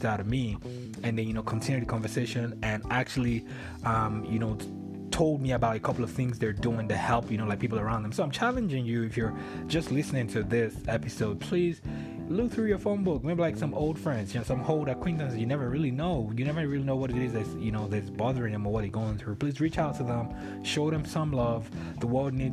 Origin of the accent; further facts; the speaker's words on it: Nigeria; moved away; I'm Nigerian